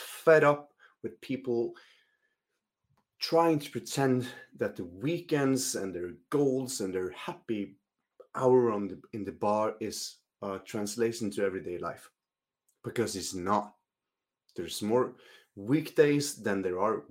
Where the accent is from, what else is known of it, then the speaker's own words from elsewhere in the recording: Northern Norway, Norway; English is a second language; I grew up in Norway